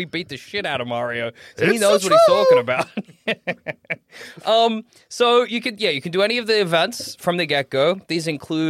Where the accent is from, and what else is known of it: Australia; born or raised there